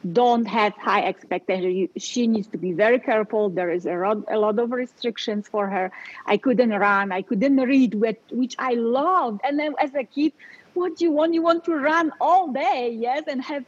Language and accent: English; Poland; English is a second language; moved away as an adult; now in Colorado, United States; I was born and raised in Poland